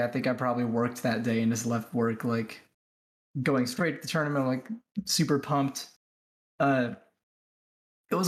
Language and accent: English; Northern California, United States; nobody knew I was NorCal